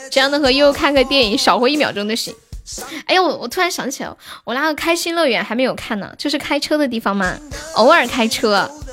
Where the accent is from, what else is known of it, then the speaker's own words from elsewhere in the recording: Xi'an, Shaanxi, China; 我也是西安的耶。